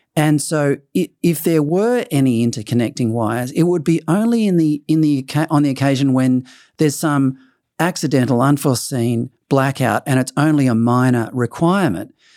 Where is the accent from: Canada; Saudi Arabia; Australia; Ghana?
Australia; as an Australian